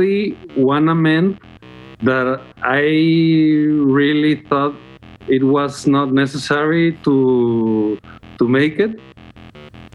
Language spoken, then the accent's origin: English; Guadalajara, Jalisco, Mexico; English is a second language; my hometown, which is Guadalajara